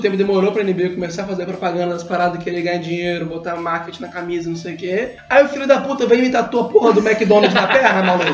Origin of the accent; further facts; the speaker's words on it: Brazil; A gente é brasileiro